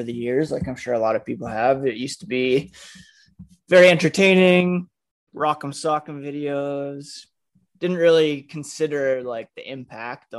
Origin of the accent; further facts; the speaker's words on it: Ottawa, Ontario, Canada; I grew up in Ottawa, which is pretty close to the border